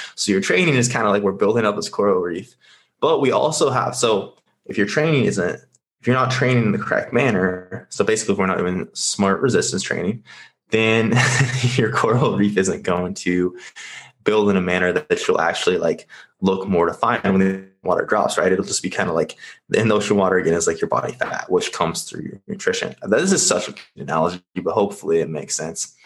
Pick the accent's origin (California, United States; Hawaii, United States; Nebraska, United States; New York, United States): Nebraska, United States; now in Scottsdale, United States; I'm currently located in Scottsdale. I am originally from Nebraska.